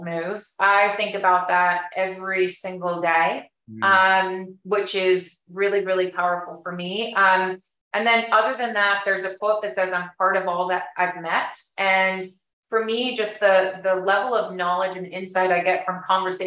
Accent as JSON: {"language": "English", "country": "Bermuda", "said": "I'm originally from Bermuda"}